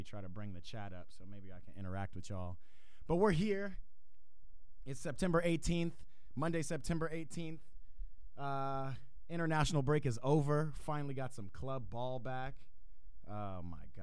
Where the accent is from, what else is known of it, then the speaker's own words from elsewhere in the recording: Atlanta, Georgia, United States; young black soccer fanatic growing up in Atlanta, Georgia.